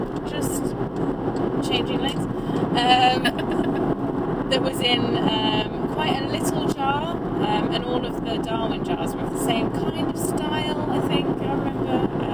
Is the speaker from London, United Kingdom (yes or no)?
no; Colchester, East of England, United Kingdom; I'm from Colchester, which is only a couple of hours drive from Cambridge